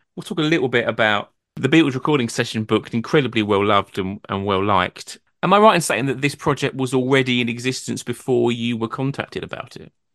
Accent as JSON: {"language": "English", "town": "Brentwood", "region": "East of England", "country": "United Kingdom", "said": "I'm from Brentwood in Essex, which is not far from London."}